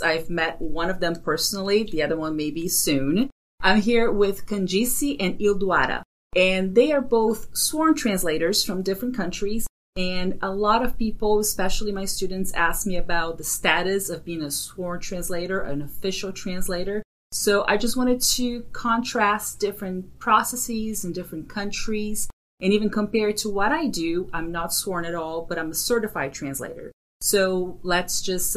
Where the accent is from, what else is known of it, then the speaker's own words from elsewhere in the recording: Brazil; moved away; I am from Brazil